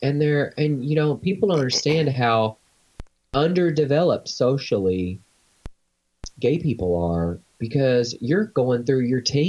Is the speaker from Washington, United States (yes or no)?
no; Arkansas, United States; But we're both from Arkansas